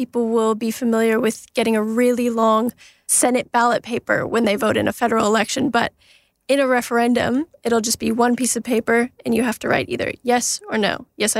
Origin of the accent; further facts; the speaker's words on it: Canada; now in Australia; I'm Canadian. I grew up in Canada.